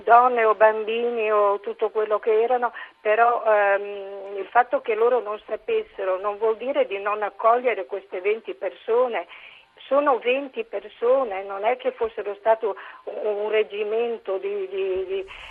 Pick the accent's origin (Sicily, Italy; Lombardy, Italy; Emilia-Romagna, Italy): Emilia-Romagna, Italy; Ferrara; sono di Ferrara